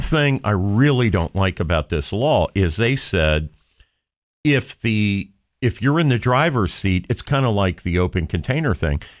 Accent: Johnstown, Ohio, United States; I'm from Johnstown, which is at the intersection of two state routes, 37 and 62

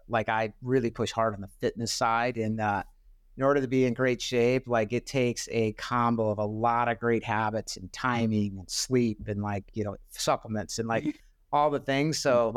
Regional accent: Spokane, Washington, United States; I was born in Spokane, and I grew up going to their training camps

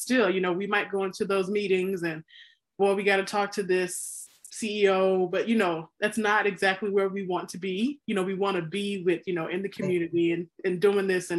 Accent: Mississippi, United States; growing up in Mississippi, where I did

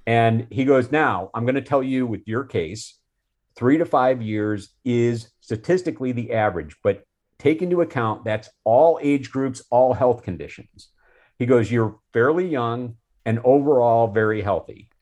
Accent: Chicago, Illinois, United States; I grew up in the Chicago area

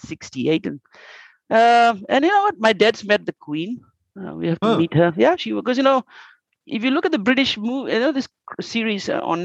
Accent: Fiji; moved away as an adult; also born or lived in Australia / Malaysia / Singapore; now in Japan; I grew up in Fiji, loving the place. I educated in Australia, came back to Fiji

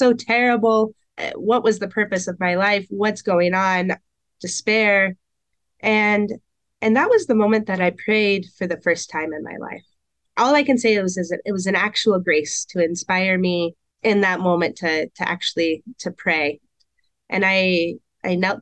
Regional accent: Portland, Oregon, United States; moved away as an adult; also born or lived in Camas, Washington; now in Emmitsburg, United States; I grew up in Portland, Oregon, without any sort of religious influence

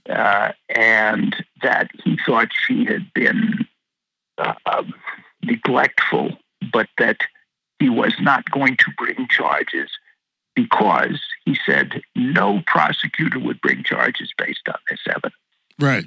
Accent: Washington, District of Columbia, United States; I'm from Washington D.C.

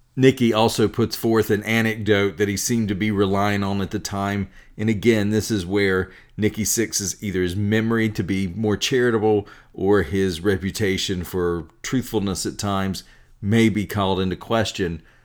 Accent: North Carolina, United States; I grew up in the American South in North Carolina in a Methodist household

